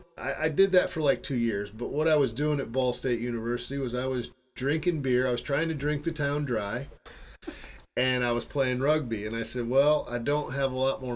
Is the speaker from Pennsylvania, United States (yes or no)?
no; South Bend, Indiana, United States; moved away as an adult; Well, I grew up in South Bend, Indiana, which is pretty close to Chicago, so oftentimes I just tell people I'm from Chicago